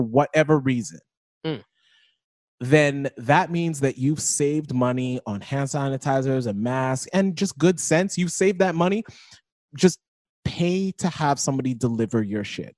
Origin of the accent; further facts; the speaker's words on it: Florida, United States; my home state